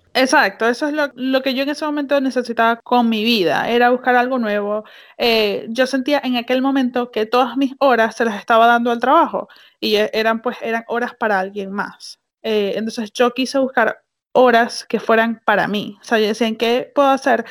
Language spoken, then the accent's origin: Spanish; Venezuela; moved away; en Venezuela nosotros comíamos empanadas